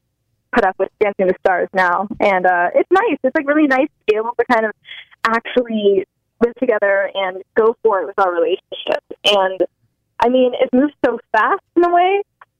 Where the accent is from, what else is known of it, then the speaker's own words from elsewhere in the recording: Los Angeles, California, United States; this is my hometown